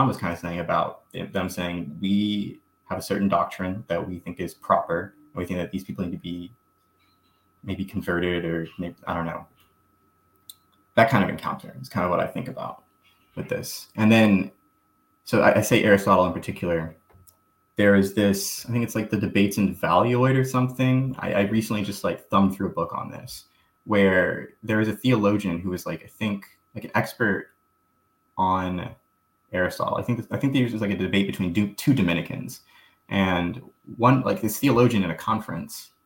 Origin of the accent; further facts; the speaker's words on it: Southern Mississippi, United States; I grew up in Mississippi.